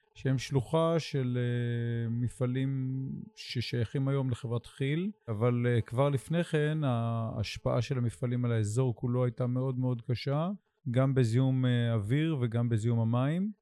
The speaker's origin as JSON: {"language": "Hebrew", "town": "Sde Boker", "region": "Southern District", "country": "Israel", "tie": "born or raised there", "moved": "as an adult", "lives_now": "Idan, Israel", "said": "הנוף הזה שבו אני גדלתי, כי אני בן שדה בוקר, גם גדלתי במדרשת שדה בוקר, ומרבית חיי הבוגרים אני גר פה במושב עידן"}